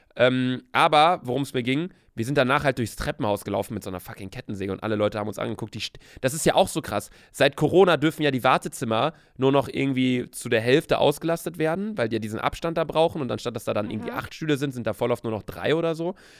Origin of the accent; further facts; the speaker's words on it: Bielefeld, North Rhine-Westphalia, Germany; moved away as an adult; also born or lived in Cologne; now in Hamburg, Germany; Also ich wohne in Köln, aber ich komme aus Bielefeld. Von daher würde ich sagen, meine Heimat ist auf jeden Fall Bielefeld